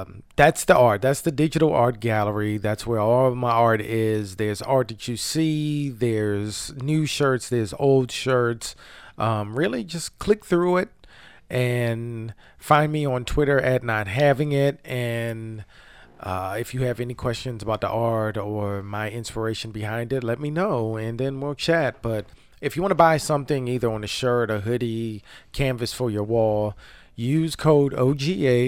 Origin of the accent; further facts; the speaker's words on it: Baltimore, Maryland, United States; I'm from Baltimore